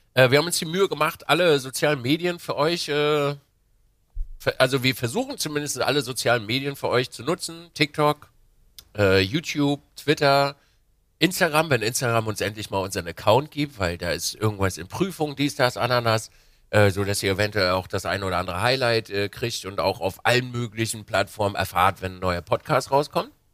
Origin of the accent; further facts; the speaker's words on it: Binz, Mecklenburg-Vorpommern, Germany; also born or lived in Wismar; als kleiner Bub bin ich äh, an der Ostsee groß geworden, in Binz